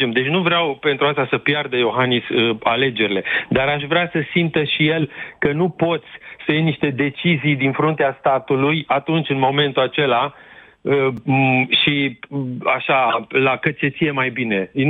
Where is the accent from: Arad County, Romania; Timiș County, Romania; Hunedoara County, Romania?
Timiș County, Romania; Timișoara; Eu vă sunt din Timișoara.